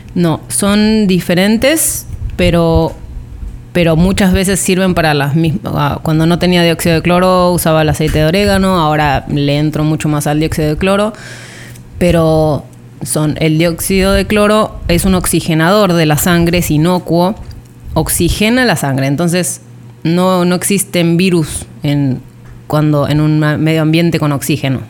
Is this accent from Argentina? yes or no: yes; Argentina; moved away as an adult; now in Riviera Maya, Mexico; Trece años en México y principalmente en la Riviera Maya, así que somos, argentinas mayas.